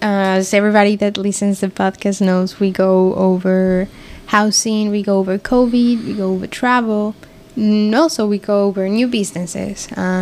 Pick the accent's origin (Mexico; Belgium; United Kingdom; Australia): Mexico; I'm from Mexico